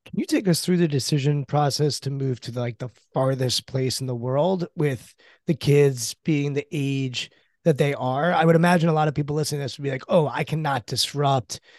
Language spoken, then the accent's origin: English; Washington, District of Columbia, United States; I'm born and raised in the Washington, D C area